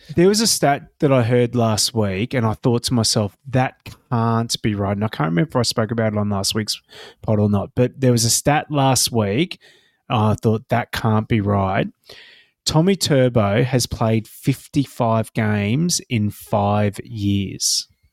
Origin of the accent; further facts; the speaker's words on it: Queensland, Australia; I am sitting here as a Queenslander